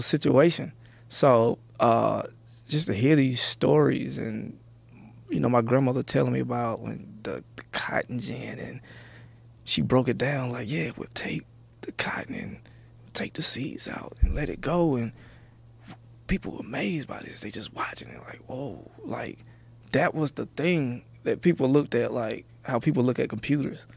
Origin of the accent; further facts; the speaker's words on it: Athens, Georgia, United States; also born or lived in the South; now in California, United States; I was born in Athens, my first six years in Athens is, is a small town where U G A is.